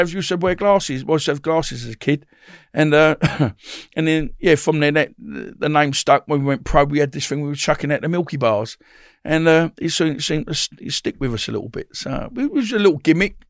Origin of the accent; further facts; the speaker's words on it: Woodford, East of England, United Kingdom; also born or lived in Bethnal Green, London; we brought up in Essex, Woodford, in Essex